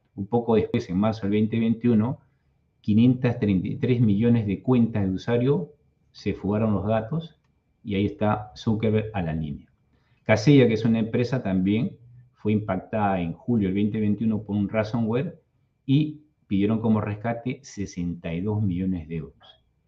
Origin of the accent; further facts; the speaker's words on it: Lima, Peru; yo soy de Lima, Perú